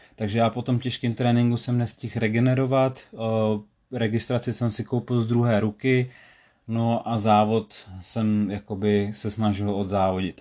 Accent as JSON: {"language": "Czech", "area": "Sokolov area", "region": "Karlovy Vary Region", "country": "Czechia", "said": "u nás na Sokolovsku"}